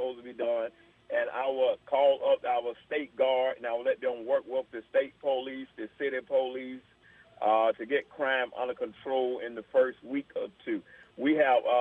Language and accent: English; Atlanta, Georgia, United States; also born or lived in Queens, New York; I was born in New York, Jamaica, Queens, New York. I was raised in the Atlanta, Georgia area